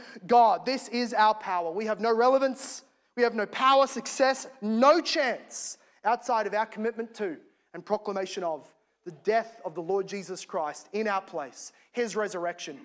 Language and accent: English; Australia; As an Aussie